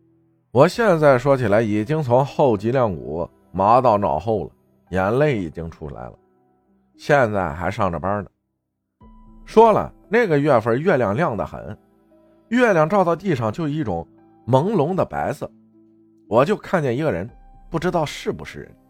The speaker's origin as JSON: {"language": "Chinese", "town": "Sinan", "region": "Guizhou", "country": "China", "tie": "born or raised there", "said": "我的老家在贵州省铜仁市思南县的一个小山区里，我从小是跟着爷爷奶奶一起生活的，爸爸一直都外出打工，只有过年才回家一次。"}